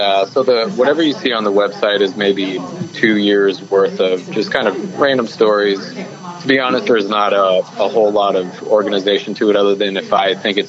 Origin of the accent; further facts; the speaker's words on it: Phoenix, Arizona, United States; I was born and raised in Phoenix, and so I kind of, you know, grew up in the desert, grew up thinking like, you know, the West is, it's awesome because that's, you know, what I was raised in.